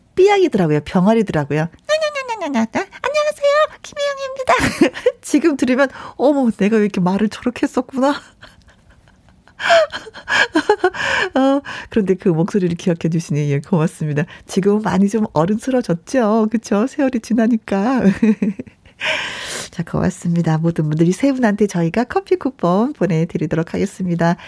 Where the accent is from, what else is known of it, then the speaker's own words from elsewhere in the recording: Jeolla, South Korea; 저도 전라도거든요